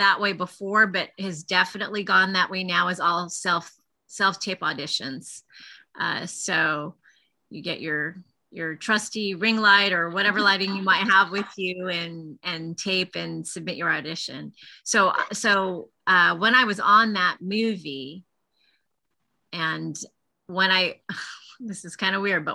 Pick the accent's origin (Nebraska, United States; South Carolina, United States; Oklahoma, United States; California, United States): California, United States; Los Angeles; I grew up in Los Angeles